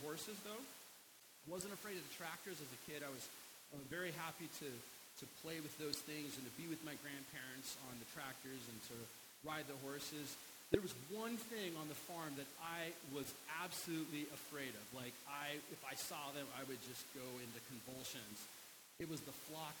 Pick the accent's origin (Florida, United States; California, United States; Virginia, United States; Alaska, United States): Alaska, United States; I was born and raised in Alaska, and all of my childhood memories from Christmas are from Alaska